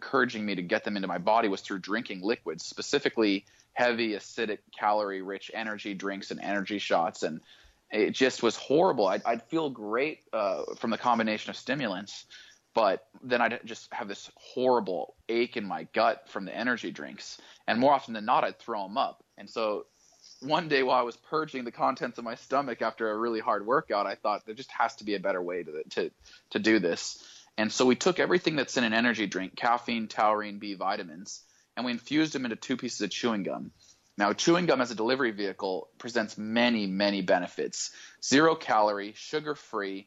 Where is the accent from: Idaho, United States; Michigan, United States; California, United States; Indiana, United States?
Idaho, United States; Boise; I grew up in Boise, Idaho